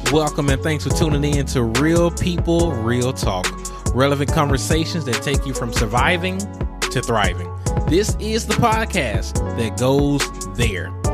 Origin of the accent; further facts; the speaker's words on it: Mississippi, United States; Jackson, Mississippi, my home state